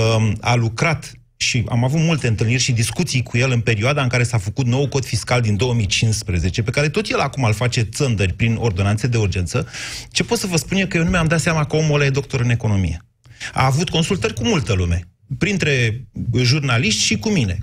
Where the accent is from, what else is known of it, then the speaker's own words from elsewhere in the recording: Oltenia, Romania; ca Oltean